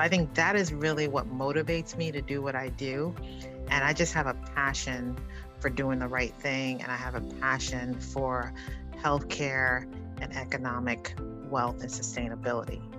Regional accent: New York City, New York, United States; growing up in the South Bronx in Harlem

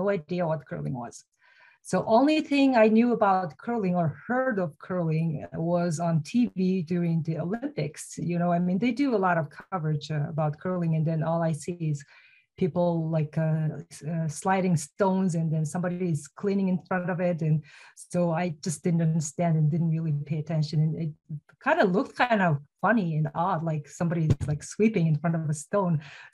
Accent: Mongolia; moved away as an adult; now in United States; I'm originally from Mongolia

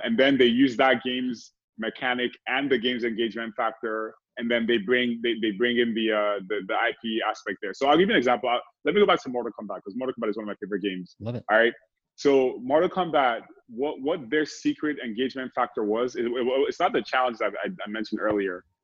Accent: Nigeria; moved away as an adult; now in United States; I grew up in Nigeria, great country also, but I've been here the majority of my life

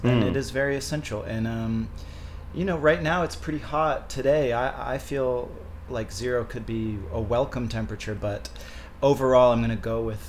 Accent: Canada; now in Los Angeles, United States; I'm actually originally from Canada

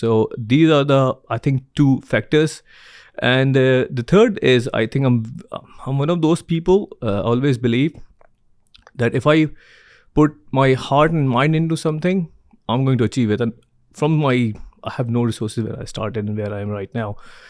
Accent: Karachi, Sindh, Pakistan; So I came from Karachi, very humbling background.

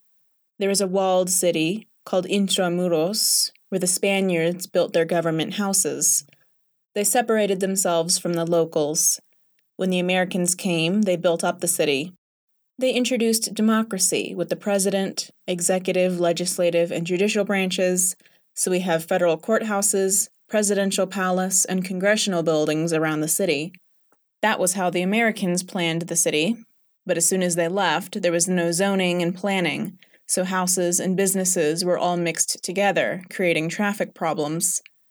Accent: Manila, National Capital Region, Philippines; I was born at home on December 7, 1943, in Manila, Philippines, with a midwife tending to my mother during my birth.

